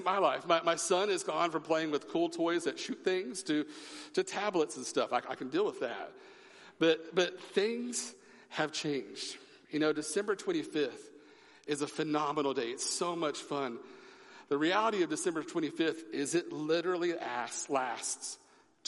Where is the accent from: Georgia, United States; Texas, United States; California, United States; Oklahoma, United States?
Oklahoma, United States; moved away; I'm from Oklahoma. I am a Sooner